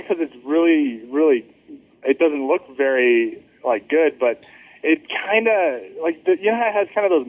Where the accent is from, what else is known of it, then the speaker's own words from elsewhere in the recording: Calgary, Alberta, Canada; now in Rexburg, United States; I'm from Rexburg, Idaho, but originally from Calgary, Alberta.